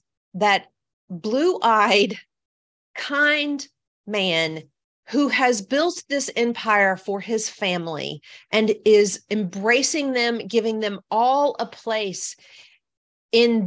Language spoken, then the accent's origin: English; the South, United States; I'm from the South. I'm used to people being nice